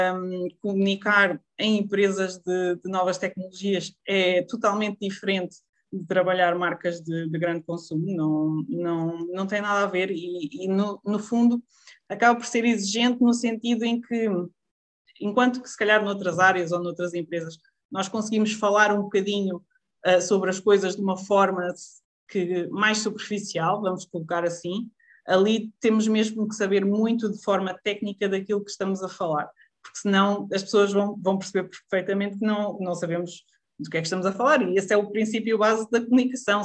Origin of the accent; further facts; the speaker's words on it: Lousã, Centro, Portugal; moved away as an adult; voltar aqui para a Zona Centro, vim, voltei para a Lausanne, que, que é a minha terra natal